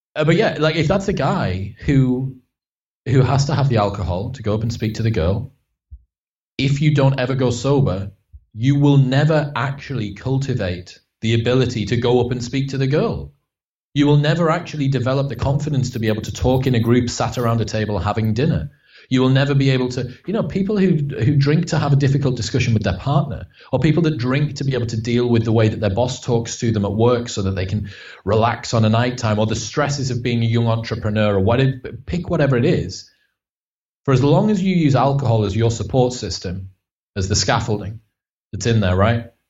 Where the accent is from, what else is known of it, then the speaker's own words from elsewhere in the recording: Stockton-on-Tees, North East England, United Kingdom; I'm from Stockton on Tees, so it's like the the arse end of Middlesbrough